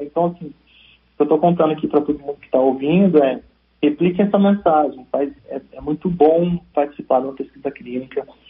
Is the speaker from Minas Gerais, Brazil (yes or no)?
no; São Paulo, Brazil; now in Espírito Santo, Brazil; eu vim de São Paulo, sou paulista